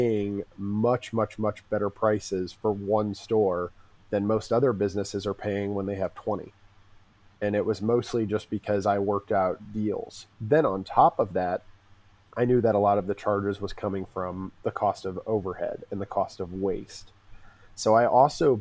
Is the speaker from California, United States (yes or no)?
no; Urbana, Illinois, United States; also born or lived in Champaign, Illinois; I grew up in Urbana, and I grew up in a pretty poor part of it.